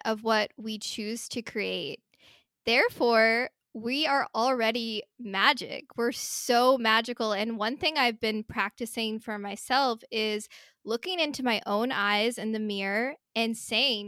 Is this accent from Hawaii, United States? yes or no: yes; Hawaii, United States; moved away; when I was really, really little, I grew up in Hawaii